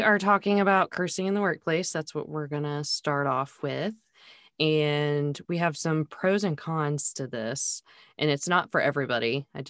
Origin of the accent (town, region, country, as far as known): Charlotte, North Carolina, United States; born or raised there